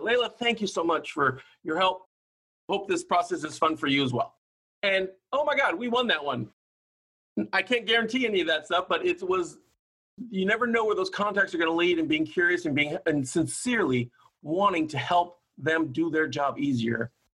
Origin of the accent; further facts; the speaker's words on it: Hawaii, United States; also born or lived in Oakland, California; now in Sacramento, United States; I grew up in Hawaii